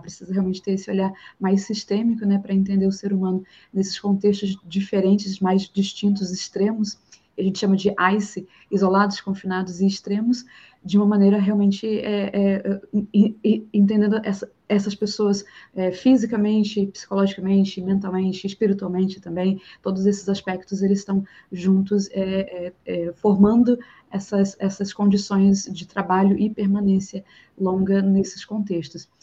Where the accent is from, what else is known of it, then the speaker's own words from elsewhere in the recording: Rio de Janeiro, Brazil; accent: chiado carioca; moved away as an adult; now in Florianópolis, Brazil; Eu sou do Rio